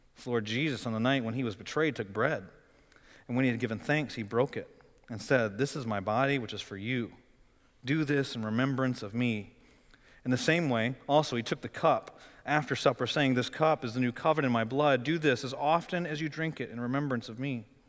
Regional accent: Flint, Michigan, United States; now in Raleigh, United States; I'm from Flint, Michigan.

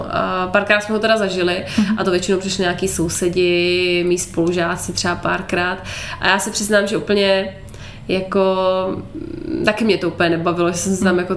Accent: Moravia, Czechia; u nás na Moravě o velikonocích to je, to je velký.

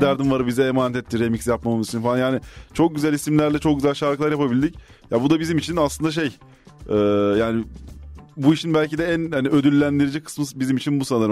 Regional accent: Ankara, Turkey; also born or lived in Prague; biz Ankaralıyız ikimiz de. Ee, aynı mahallede, aynı semtte.

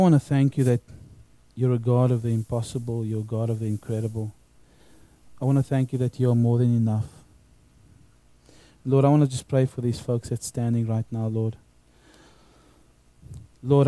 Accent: South Africa; now in Australia; when I grew up in South Africa, when I was at high school

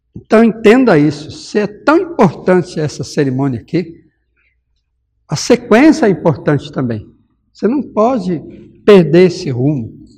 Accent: Minas Gerais, Brazil; moved away; eu sou mineiro

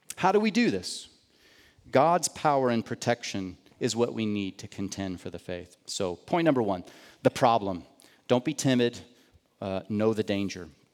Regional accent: United States; I grew up outside of Kansas City

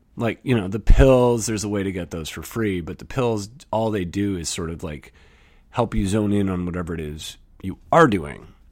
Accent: Canada; I'm from Canada.

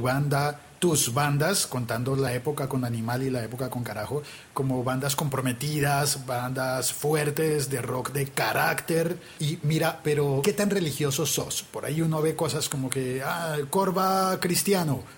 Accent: Bogotá, Colombia; en Bogotá pues tenemos a Santa Fe y Millonarios

